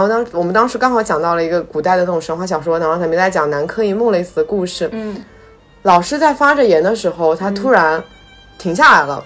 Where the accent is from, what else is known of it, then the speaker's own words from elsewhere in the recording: southern China, China; 我作为南方人